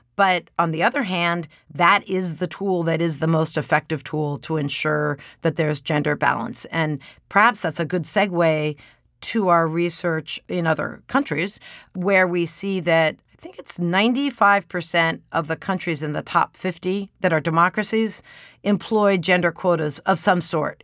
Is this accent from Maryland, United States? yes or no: yes; Maryland, United States; my home state of Maryland